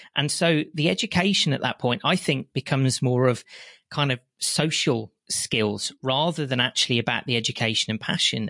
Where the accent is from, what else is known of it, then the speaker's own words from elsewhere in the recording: West Midlands, United Kingdom; I lived in a very small local village, you can probably tell by my accent, in the West Midlands.